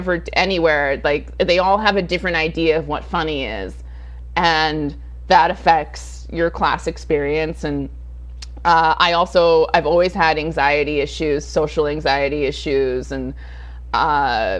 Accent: Rancho Cucamonga, California, United States; also born or lived in Sacramento, California / Los Angeles; I was born in Sacramento. We moved downstate. You know, my parents divorced when I was extremely young, and so my mom and her much older boyfriend raised my sister and I in Rancho Cucamonga for a significant amount of time.

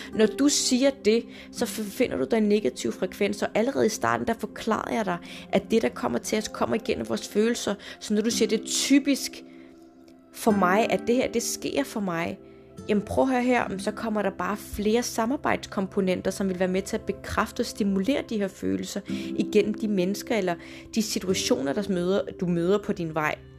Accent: Denmark; also born or lived in Morocco (ancestry); Jeg er jo født og opvokset i Danmark, men har, hvad skal man sige, nordafrikanske rødder

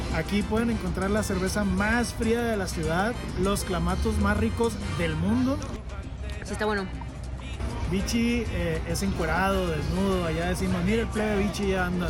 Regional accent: Sinaloa, Mexico; now in Mexico City, Mexico; yo soy sinaloense, de papás sonorenses.

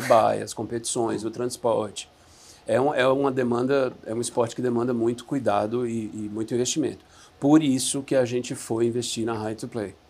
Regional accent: Recife, Pernambuco, Brazil; moved away as an adult; also born or lived in Atlanta, United States; eu sou de Recife. Saí de Recife com 19 anos.

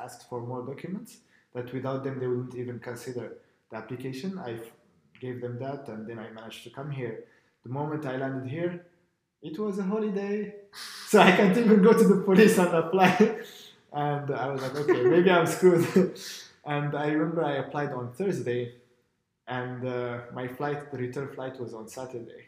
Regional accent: Morocco; moved away as an adult; now in Estonia; I'm from Morocco

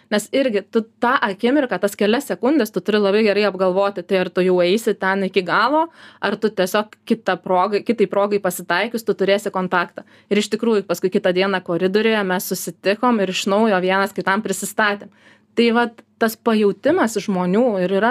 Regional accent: Lithuania; mes lietuviai ar ne

